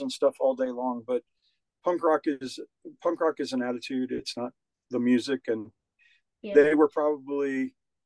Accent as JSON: {"language": "English", "town": "Savannah", "region": "Georgia", "country": "United States", "tie": "born or raised there", "also_born_or_lived": "Nashville, Tennessee / Atlanta, Georgia", "moved": "as an adult", "said": "I grew up in Savannah, Georgia"}